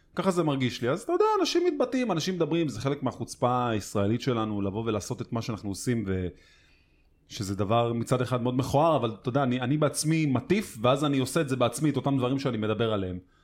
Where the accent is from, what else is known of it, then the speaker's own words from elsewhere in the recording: Tel Aviv, Tel Aviv District, Israel; בתור תל אביבי